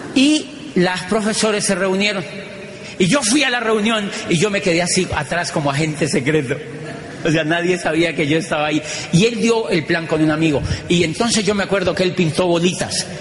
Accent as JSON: {"language": "Spanish", "country": "Colombia", "moved": "as an adult", "said": "yo vengo de Colombia"}